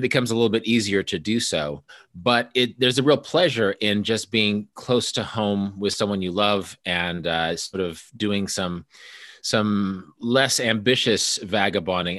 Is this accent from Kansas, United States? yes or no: yes; Kansas, United States; also born or lived in Busan, South Korea; we're both from Kansas